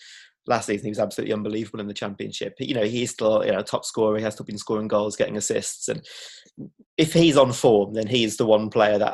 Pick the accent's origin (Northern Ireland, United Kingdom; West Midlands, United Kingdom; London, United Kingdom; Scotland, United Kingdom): West Midlands, United Kingdom; Birmingham; I'm not from West Bromwich originally, and I'm from Erdington, just north of Spaghetti Junction